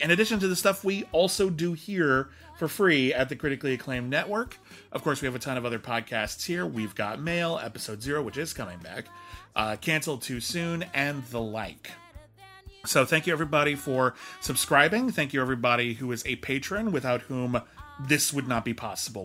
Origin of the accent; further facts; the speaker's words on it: Pasadena, California, United States; my hometown of Pasadena